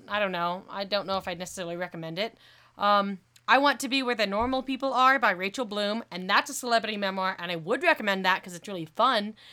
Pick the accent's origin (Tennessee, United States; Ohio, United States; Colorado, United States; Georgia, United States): Colorado, United States; Colorado Springs; Colorado Springs, my hometown